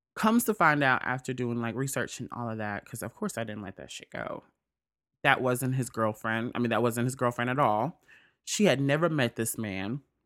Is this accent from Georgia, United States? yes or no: no; Mississippi, United States; moved away; I'm from Mississippi